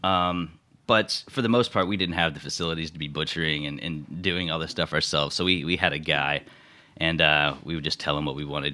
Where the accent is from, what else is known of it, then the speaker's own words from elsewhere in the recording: Houston, Texas, United States; moved away as an adult; also born or lived in San Antonio, Texas / New York City; now in New York, United States; I'm from Houston, Texas.